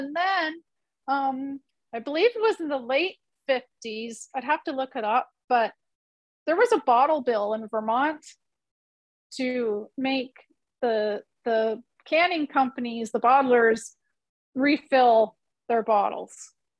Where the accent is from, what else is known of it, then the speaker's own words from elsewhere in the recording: Canada; And then when she went away to school in Canada, we're Canadian.